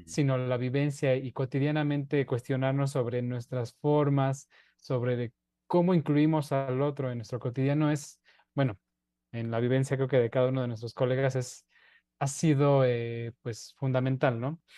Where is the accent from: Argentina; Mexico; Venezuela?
Mexico; la identidad que tenemos como mexicanos